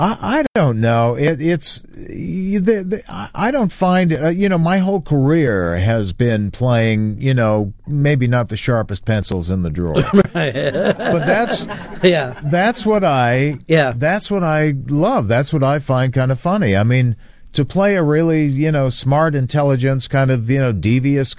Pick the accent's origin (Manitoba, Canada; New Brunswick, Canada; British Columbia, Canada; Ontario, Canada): Ontario, Canada; Hamilton; Hamilton, my hometown